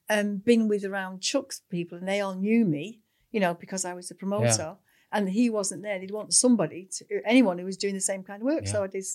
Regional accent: Manchester, North West England, United Kingdom; born there; Well, I was born in Manchester.

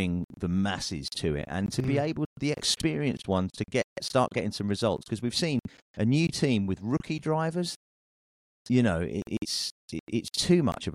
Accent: United Kingdom; I'm a Brit.

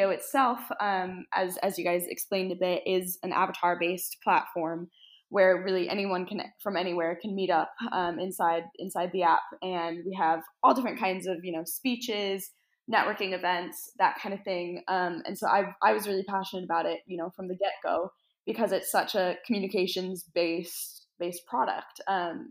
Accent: United States; moved away as an adult; also born or lived in Scotland; I'm from America, but I moved over to Scotland for university.

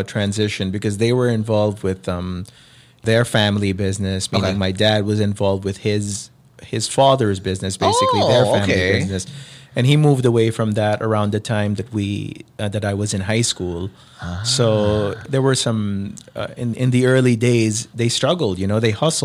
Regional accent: Philippines; moved away; also born or lived in United States; I'm from the Philippines.

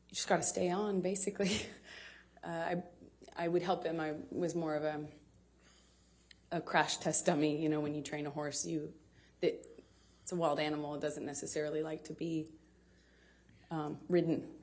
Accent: Manor, Texas, United States; I come from Austin, Texas, a small town outside of Austin that you probably haven't heard of. No one has. Um, it's called Manor. And uh, I was raised by my mother and my father, and I grew up with a little sister, although I have a big sister as well.

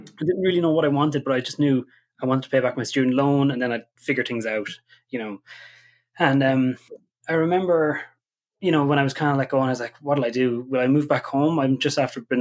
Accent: County Kildare, Ireland; also born or lived in Dublin; now in Letterkenny, Ireland; I'm originally from Kildare

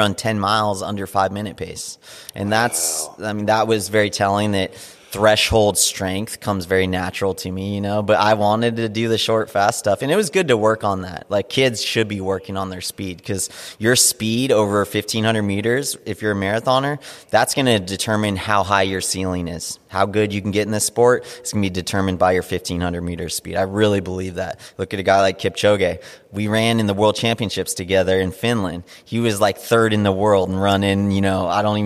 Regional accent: Big Bear Lake, California, United States; I grew up in Big Bear Lake, which is a tiny little mountain town in Southern California

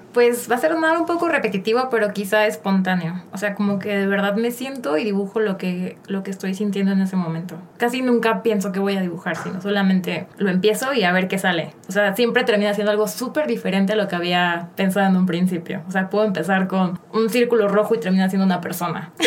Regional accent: Cancún, Quintana Roo, Mexico; now in Mexico City, Mexico; Pues soy de la Ciudad de México, pero desde chiquita me fui a Cancún, como a los seis años. Ah, Entonces ya creo que soy como, si digo que soy chilanga sería fake, porque creo que soy más de Cancún que de mm. aquí. Ahí viví toda mi vida

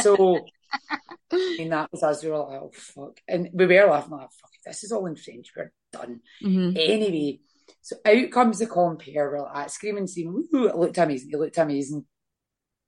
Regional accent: Scotland, United Kingdom; we are Scottish, not English.

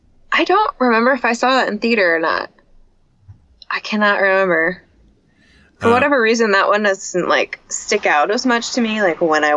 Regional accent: Vancouver, Washington, United States; In Vancouver, Washington.

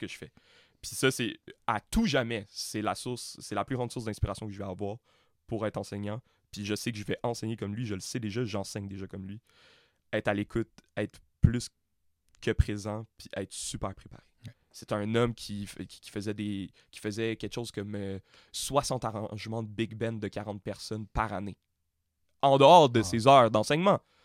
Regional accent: Montreal, Quebec, Canada; J'ai été élevé à Montréal-Nord

